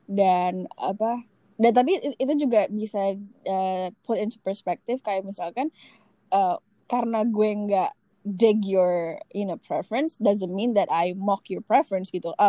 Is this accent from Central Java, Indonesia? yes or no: no; West Java, Indonesia; Sunda nih, gue Sunda.